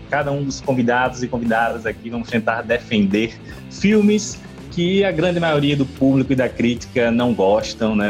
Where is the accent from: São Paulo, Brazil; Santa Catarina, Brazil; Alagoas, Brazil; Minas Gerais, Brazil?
Alagoas, Brazil; Maceió; now in Recife, Brazil; da minha terra natal, Maceió, Alagoas